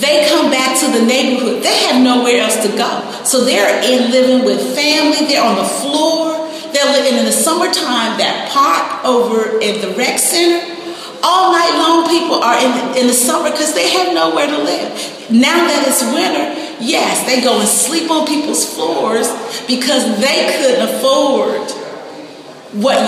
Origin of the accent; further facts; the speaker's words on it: Washington, District of Columbia, United States; I'm a Washingtonian. I grew up in Northwest.